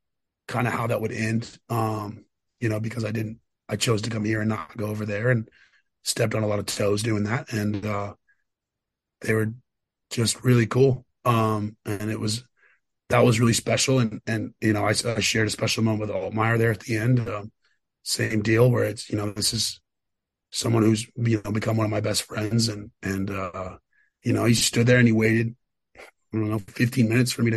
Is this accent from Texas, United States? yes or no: yes; Austin, Texas, United States; I'm from Austin.